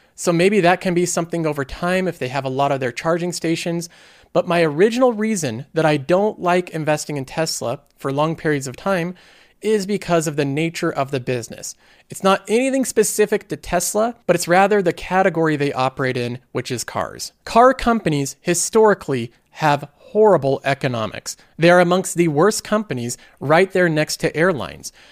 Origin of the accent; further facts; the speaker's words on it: United States; I'm a American.